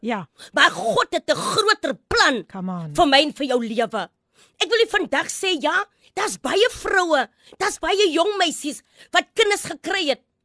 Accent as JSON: {"language": "Afrikaans", "town": "Graaff-Reinet", "region": "Eastern Cape", "country": "South Africa", "tie": "born or raised there", "said": "ek het groot geword in Graafrein net."}